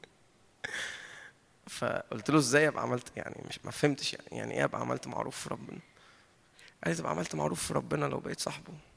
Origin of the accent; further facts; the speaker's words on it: Egypt; احنا اتربينا في مصر وطلعنا في مصر